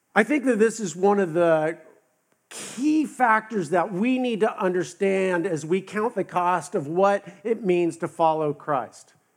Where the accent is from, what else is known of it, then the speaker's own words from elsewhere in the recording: West Coast, United States; now in the South, United States; I'm from the West Coast